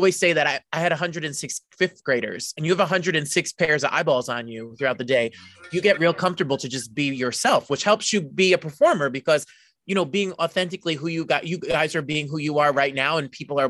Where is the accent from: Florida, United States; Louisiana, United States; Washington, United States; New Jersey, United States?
New Jersey, United States; I'm from Jersey. I'm born and raised in Jersey.